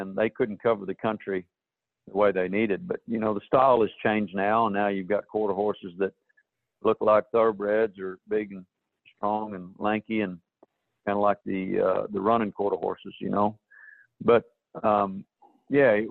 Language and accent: English; Australia; moved away as an adult; now in United States; I was born in the States, and I went to Australia when I was just about 18 months old. I came back when I was 18